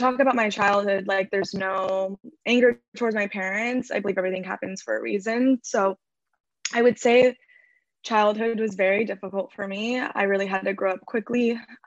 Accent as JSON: {"language": "English", "area": "Orange County", "region": "California", "country": "United States", "tie": "born or raised there", "lives_now": "Los Angeles, United States", "said": "I grew up in Orange County in California. I'm currently living"}